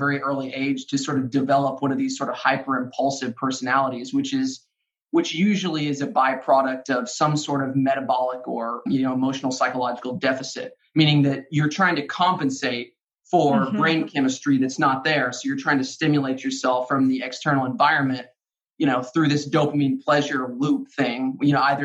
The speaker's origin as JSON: {"language": "English", "region": "Arkansas", "country": "United States", "tie": "born or raised there", "said": "I grew up in Arkansas"}